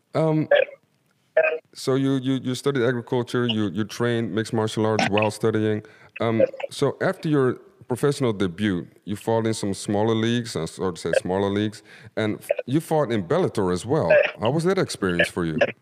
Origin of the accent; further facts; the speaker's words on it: Suriname; I'm from Suriname.